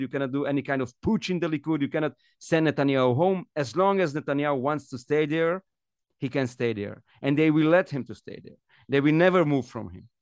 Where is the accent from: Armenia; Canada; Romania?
Romania; now in Israel; I come from Romania and I know what it means not to live in a democracy